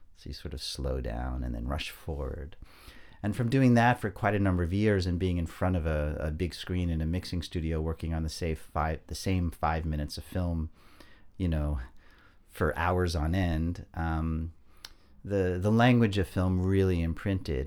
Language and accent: English; New York suburbs, United States; I was born and raised in the New York suburbs